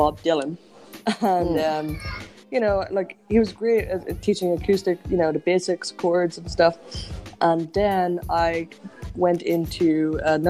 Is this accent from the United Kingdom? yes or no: yes; Enniskillen, Northern Ireland, United Kingdom; My first gig was in my hometown, and it was in Enniskillen